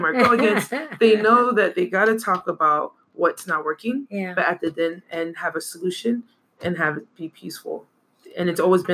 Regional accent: United States; moved away as an adult; now in Samoa; I'm from America

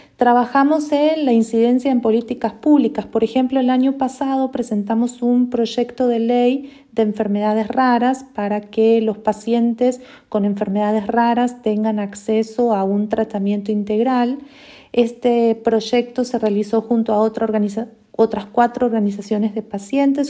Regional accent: Argentina; moved away as an adult; now in Costa Rica; soy argentina, tengo 22 años, más de 22 años de haberme ido de, Argentina. Hace más de 17 años que vivo en Costa Rica

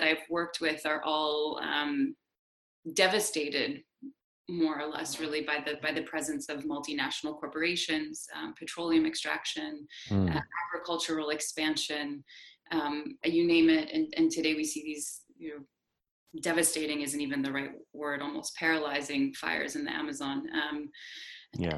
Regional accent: New York City, New York, United States; I was born and raised in New York City

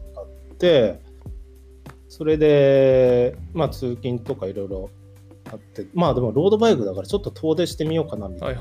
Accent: Northern Kanto, Japan; moved away as an adult; now in Niigata, Japan; 北関東の山奥山海のないとこから来た

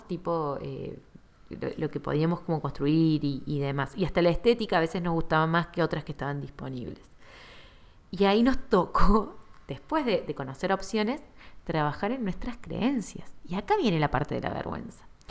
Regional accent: Argentina

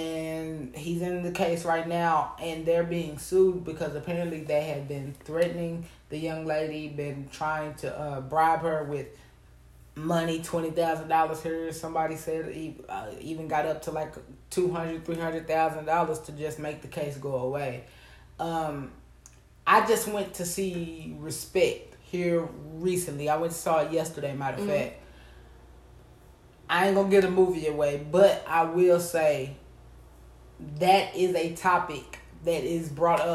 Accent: the South, United States; I'm from the South.

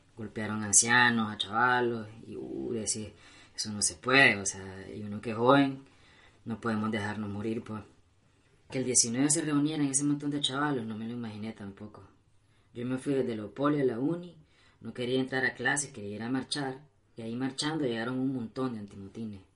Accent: Nicaragua; aquí nací

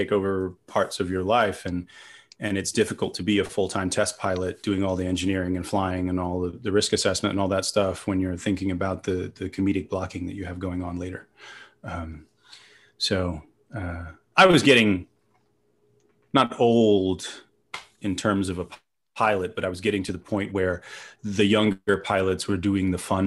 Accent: England, United Kingdom; now in Los Angeles, United States; I grew up in England in the 80s.

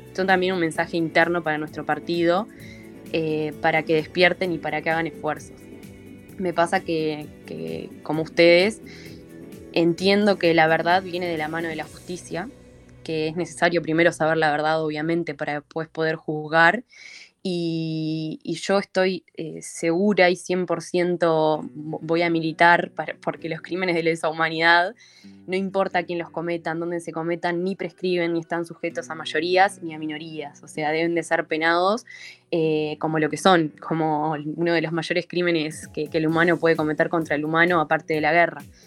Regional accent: Uruguay; como ciudadanos, como uruguayos

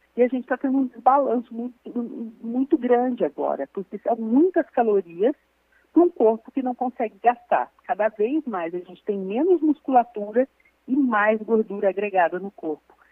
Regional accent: interior of Minas Gerais, Brazil; eu sou do interior de Minas

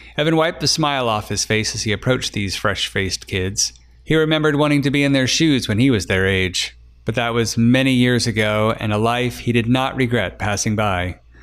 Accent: Emporia, Kansas, United States; my hometown of Emporia, Kansas

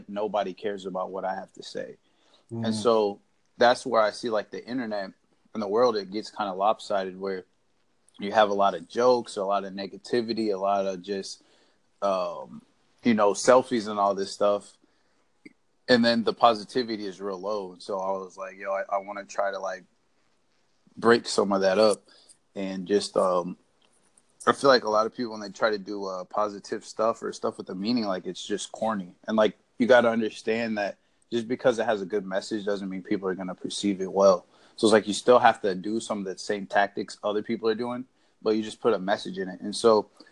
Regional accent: Indiana, United States; now in Florida, United States; I'm from Indiana, but I live in Florida right now

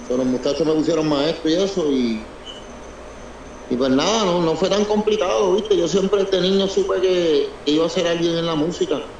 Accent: Puerto Rico; also born or lived in New Jersey; yo nací en, el New Jersey. Y me, y me fui a temprana edad, como a los 10 años, me fui a Puerto Rico. De ahí me crié en Puerto Rico.

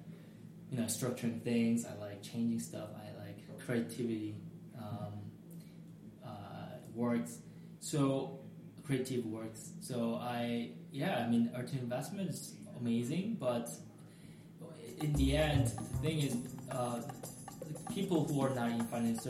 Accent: South Korea; now in United States; I'm from Korea

